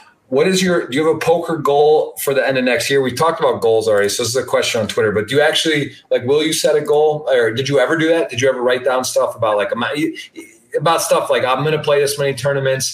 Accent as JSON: {"language": "English", "town": "Ann Arbor", "region": "Michigan", "country": "United States", "tie": "born or raised there", "said": "I was born in Ann Arbor, man. Born and raised"}